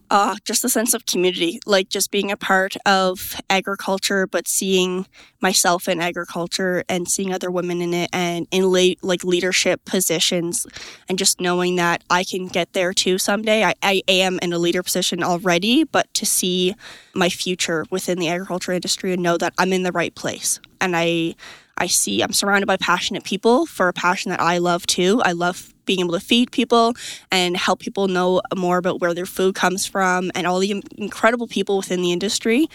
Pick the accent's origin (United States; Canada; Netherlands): Canada; Truro, Nova Scotia; I am from Truro, Nova Scotia